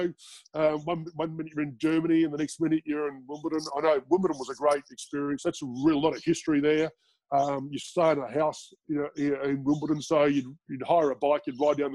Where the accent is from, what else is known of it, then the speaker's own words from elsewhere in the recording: Australia; moved away as an adult; I'm from Australia